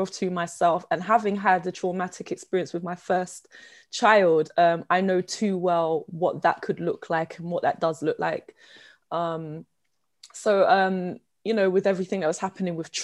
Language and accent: English; London, United Kingdom; I come from Southeast London. I was born and bred.